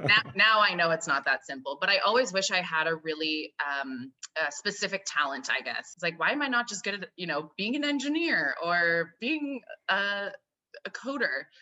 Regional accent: Calgary, Alberta, Canada; now in Toronto, Canada; I live in Toronto. I grew up in, I'm Canadian, grew up on the west coast of Canada in Calgary, Alberta

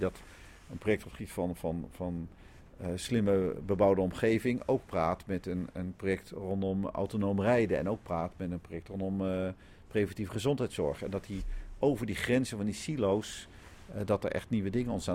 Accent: Netherlands; We zijn als Nederlanders

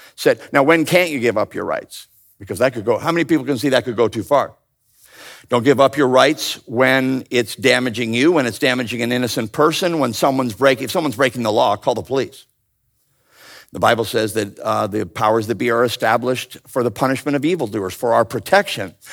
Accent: Ontario, Canada; I grew up in Ontario, Canada

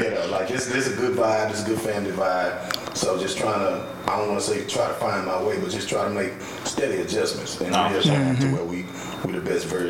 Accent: Shreveport, Louisiana, United States; moved away as an adult; also born or lived in Baton Rouge, Louisiana / Houston, Texas; now in Dallas, United States; from Shreveport, Louisiana.

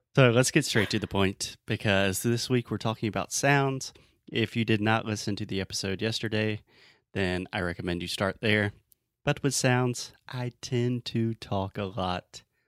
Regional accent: Southern US, United States; accent: Southern; I have a Southern accent.

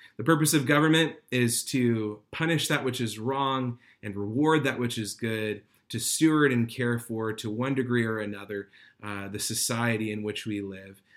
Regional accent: United States; as American believers

